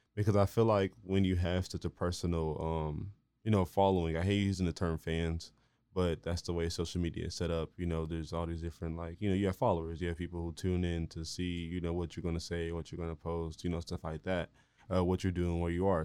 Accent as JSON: {"language": "English", "town": "Marlin", "region": "Texas", "country": "United States", "lives_now": "Waco, United States", "said": "I'm from here, I'm from Marlin, you know, the only other place that I've, like, lived is here in Waco"}